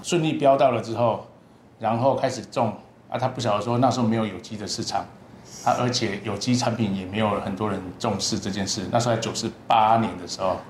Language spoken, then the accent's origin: Chinese; Chishang, Taitung County, Taiwan; 我是来自台东池上的